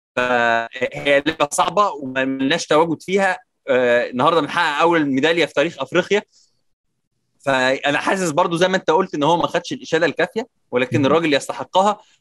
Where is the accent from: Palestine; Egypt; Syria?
Egypt